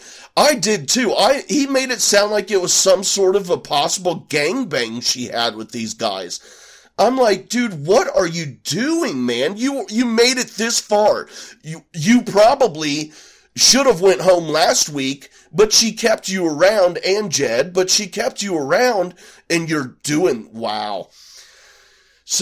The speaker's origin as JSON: {"language": "English", "region": "Midwest", "country": "United States", "said": "I'm from the Midwest."}